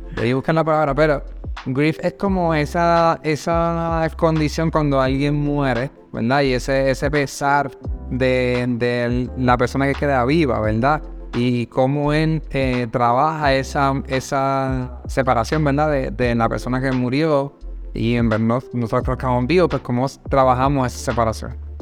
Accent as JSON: {"language": "Spanish", "country": "Puerto Rico", "moved": "yes", "said": "nosotros somos de Puerto Rico, ¿verdad? Originalmente de Puerto Rico"}